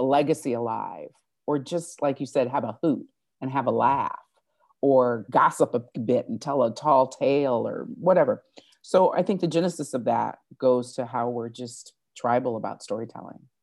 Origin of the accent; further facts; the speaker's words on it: Fort Wayne, Indiana, United States; also born or lived in South Bend, Indiana; now in Los Angeles, United States; I'm from Indiana, born in South Bend, brought up in Fort Wayne, Indiana for as long as I can remember, uh, a Hoosier